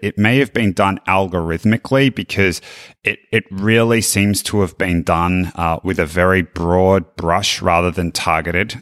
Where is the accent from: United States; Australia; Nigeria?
Australia; as an Australian